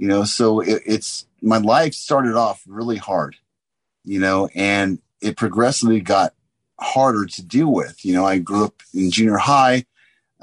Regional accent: San Diego, California, United States; I grew up in Southern California

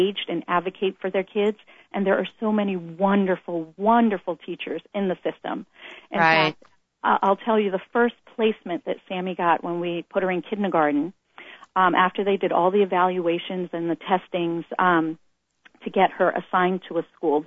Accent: Boston, Massachusetts, United States; moved away; We're originally from the East Coast, Boston, and we both went to public school there

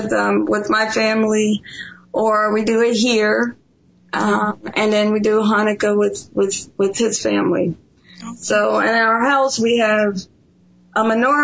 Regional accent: Ohio, United States; moved away as an adult; I'm originally from Ohio.

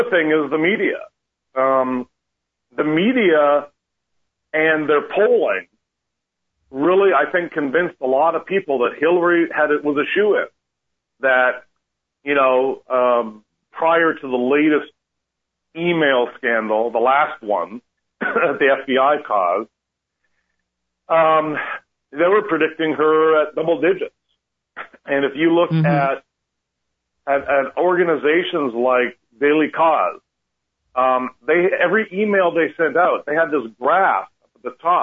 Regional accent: Canada; now in United States; I'm originally Canadian, and as soon as I got my citizenship

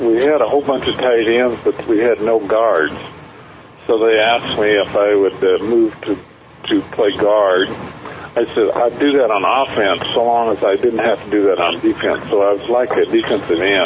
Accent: eastern Oregon, United States; my hometown in eastern Oregon.

